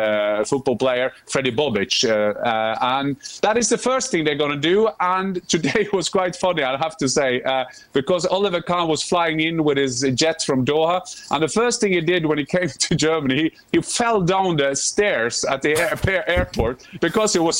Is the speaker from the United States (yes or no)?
no; Norway; I'm from Norway.